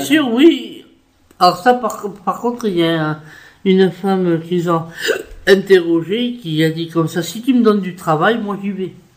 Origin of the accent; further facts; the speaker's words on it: France; je suis française, ok. Je m'estime 100% française